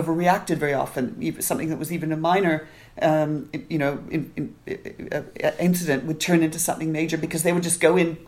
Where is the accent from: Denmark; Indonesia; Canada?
Canada; when I was growing up in Canada